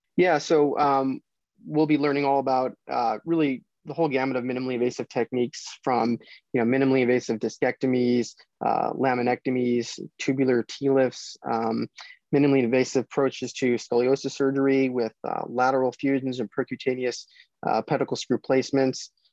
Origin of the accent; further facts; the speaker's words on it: Chicago, Illinois, United States; moved away as an adult; also born or lived in Indiana; now in Royal Oak, Michigan, United States; I grew up in the Chicago area